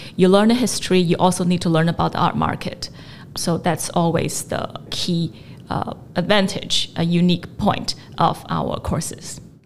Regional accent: China; also born or lived in United States / London; now in Hong Kong; I grew up in China

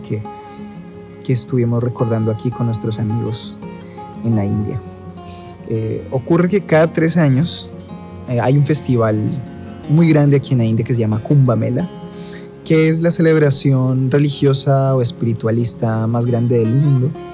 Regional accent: Colombia; moved away; also born or lived in Ecuador; yo nací en Ecuador y crecí en Colombia

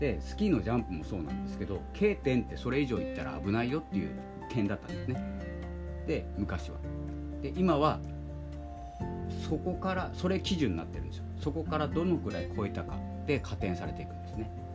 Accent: Hokkaido, Japan; 僕はあの北海道の出身なので

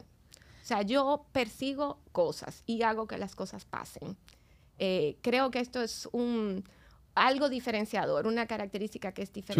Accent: Dominican Republic; yo soy dominicana, más dominicana que el plátano. este, y bueno, he vivido aquí casi toda mi vida.

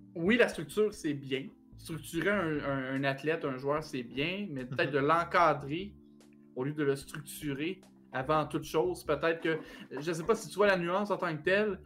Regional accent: Quebec, Canada

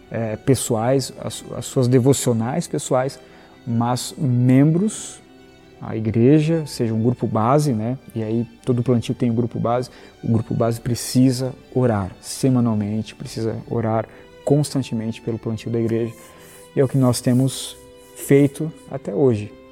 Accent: Joinville, Santa Catarina, Brazil; moved away as an adult; also born or lived in João Pessoa; Joinville, minha terra natal. Saí daqui em 2007, voltei em 2014

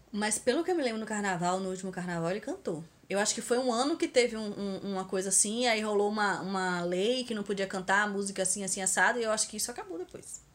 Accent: Bahia, Brazil; eu sou muito baiana mesmo

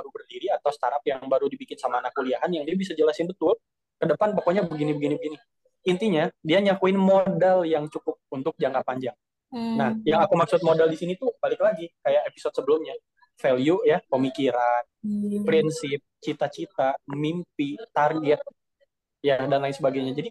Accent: Bandung, West Java, Indonesia; tapi let's say daerahku lah di Bandung itu kajian-kajian ceramah segala macam tuh wah membludak banyak banget

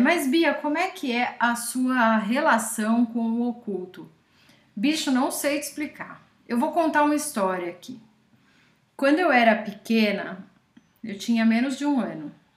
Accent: São Roque, São Paulo, Brazil; São Roque, que é a cidade onde eu cresci

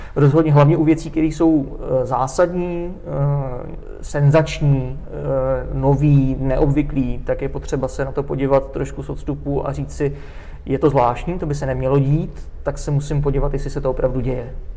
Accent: Czechia; also born or lived in Brno; my jsme Češi

